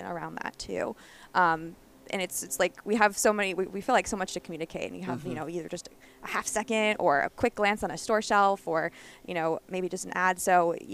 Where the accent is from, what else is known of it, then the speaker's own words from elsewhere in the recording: Midwest, United States; I'm like from the Midwest